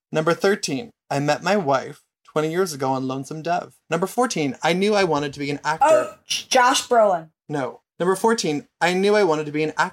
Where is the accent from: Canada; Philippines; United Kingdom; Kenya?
Canada; Number 19, I'm Canadian and I don't really care about hockey, about which I feel guilty.